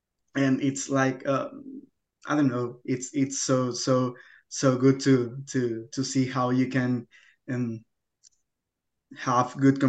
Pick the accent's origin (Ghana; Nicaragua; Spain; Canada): Spain; Barcelona, Catalonia; English is a second language; also born or lived in Ecuador; I'm 21, and I really was born in Ecuador, but when I was like 5 or 6 months, my family and I came here to Spain. So I grew up here in Barcelona.